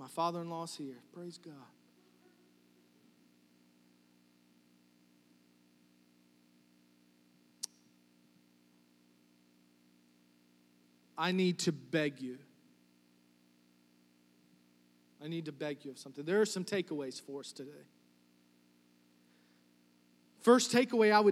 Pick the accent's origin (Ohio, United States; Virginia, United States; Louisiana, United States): Virginia, United States; New Kent; I'm from New Kent